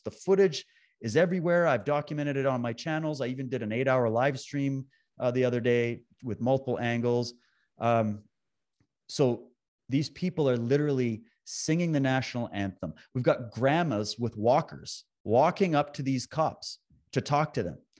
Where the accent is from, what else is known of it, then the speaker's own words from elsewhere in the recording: Canada; I was born and raised in Canada. I live in B C, as you said, right now, but I've lived all over the country.